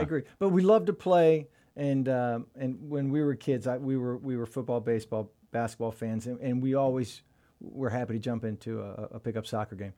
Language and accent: English; Sefton, Florida, United States; also born or lived in Jacksonville, Florida / Tampa, Florida; I grew up in Sefton. We moved to Sefton when I was about maybe a year and a half, and I've, and then we moved into Tampa in eighth grade